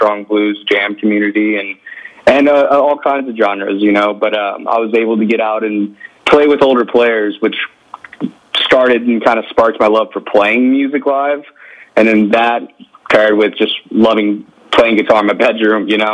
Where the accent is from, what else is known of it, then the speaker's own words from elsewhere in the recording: United States; also born or lived in Louisiana / Houston, Texas; growing up in Texas and Louisiana